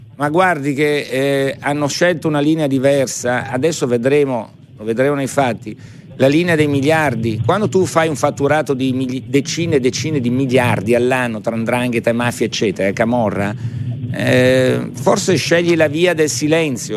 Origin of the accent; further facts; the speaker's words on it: Italy; noi italiani